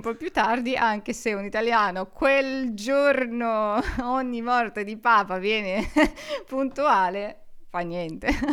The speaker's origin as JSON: {"language": "Italian", "region": "Urals", "country": "Russia", "first_language": "Russian", "second_language": "Italian", "moved": "as an adult", "lives_now": "Trento, Italy", "said": "io sono di origine russa, vengo dalla fredda Russia, ovvero dagli Urali, e vivo in Italia da quattro anni e mezzo più o meno"}